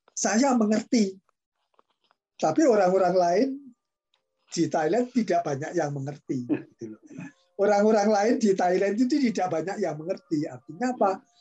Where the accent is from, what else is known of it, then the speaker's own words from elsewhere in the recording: Java, Indonesia; saya sendiri karena saya orang Jawa kan gunting itu ujungnya dua.